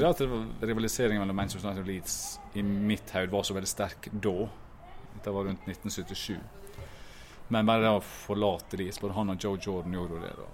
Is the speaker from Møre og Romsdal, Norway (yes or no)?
yes; Ulsteinvik, Møre og Romsdal, Norway; Hødd er jo laget mitt fordi at jeg på en måte vokste opp i området her, og jeg er jo fra Ulsteinvik